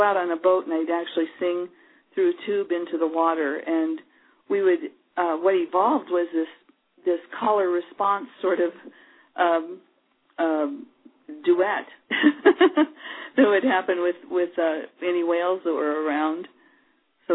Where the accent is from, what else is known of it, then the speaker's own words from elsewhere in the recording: Iowa, United States; also born or lived in Hawaii; now in Portland, United States; I was growing up in Iowa, which is about as far away from the ocean as you can get